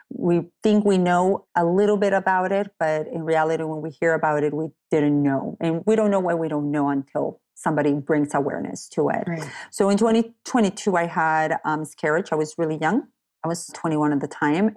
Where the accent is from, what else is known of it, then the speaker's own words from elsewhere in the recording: Tecate, Baja California, Mexico; also born or lived in San Diego, California; now in Fallbrook, United States; I'm from Tecate.